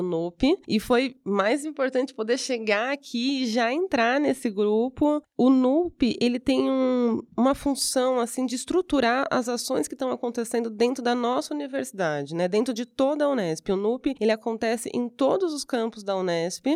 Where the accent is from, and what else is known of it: Brazil